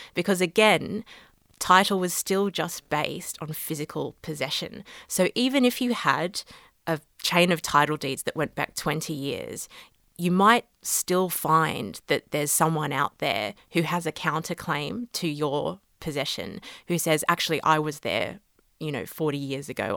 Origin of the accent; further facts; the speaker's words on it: Australia; moved away as an adult; now in London, United Kingdom; I'm Australian originally